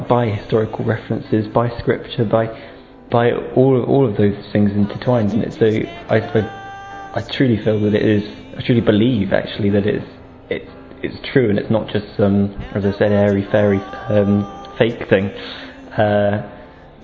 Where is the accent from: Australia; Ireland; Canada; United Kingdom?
United Kingdom; England; I'm 20 years old and I'm from England